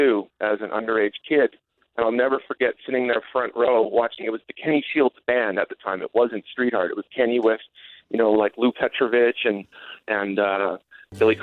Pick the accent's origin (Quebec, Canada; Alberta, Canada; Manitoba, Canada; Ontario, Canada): Manitoba, Canada; Winnipeg; when I grew up as a kid in Winnipeg